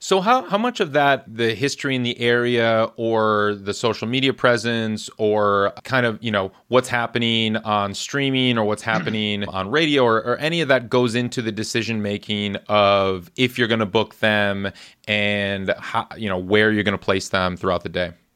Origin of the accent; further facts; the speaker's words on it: Shorewood, Wisconsin, United States; also born or lived in Madison, Wisconsin; I grew up in uh, Shorewood near Milwaukee.